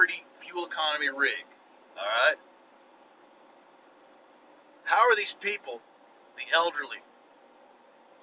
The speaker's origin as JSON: {"language": "English", "country": "United States"}